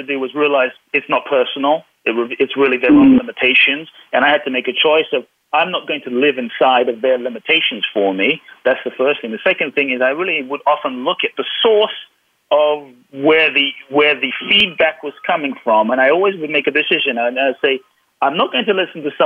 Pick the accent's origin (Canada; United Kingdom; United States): United Kingdom; London; I grew up in London